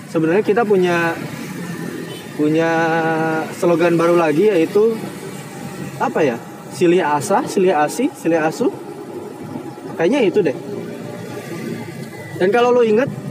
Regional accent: Karawang, West Java, Indonesia; accent: Karawang; aduh gue pakai logat Kerawang lagi

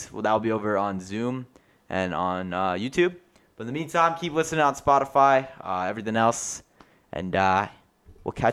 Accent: New York, United States; now in South Kingstown, United States; I'm saying I'm from Long Island

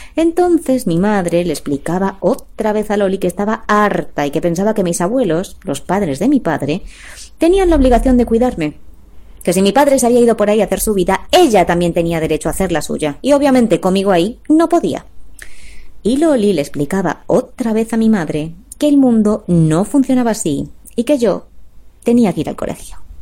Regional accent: Valladolid, Castile and León, Spain; also born or lived in Madrid / Salamanca; nací en Madrid, crecí em, en Valladolid y me, formé me eduqué entre Valladolid y Salamanca

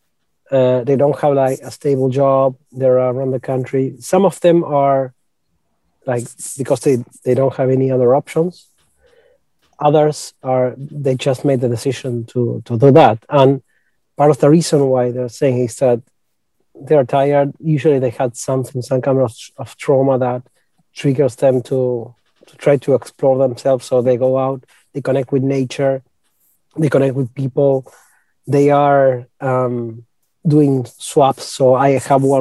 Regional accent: Argentina; We are from Argentina, we're Latin Americans

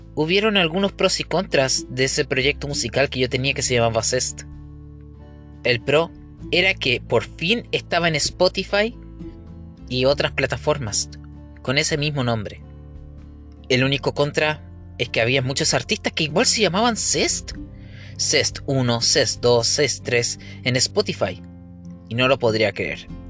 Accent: Coquimbo, Chile; Nací un cinco de julio del año mil novecientos noventa y cinco en la ciudad de Coquimbo, en el Hospital San Pablo.

